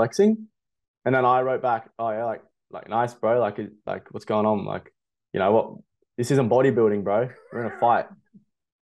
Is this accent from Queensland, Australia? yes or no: yes; Toowoomba, Queensland, Australia; moved away as an adult; also born or lived in Gold Coast; now in Brisbane, Australia; I grew up in Toowoomba